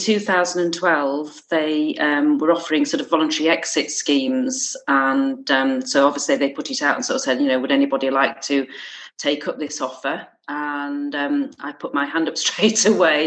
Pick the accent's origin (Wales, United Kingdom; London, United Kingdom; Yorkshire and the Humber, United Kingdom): Yorkshire and the Humber, United Kingdom; moved away as an adult; also born or lived in Gloucester; now in Alston, United Kingdom; I'm originally from South Yorkshire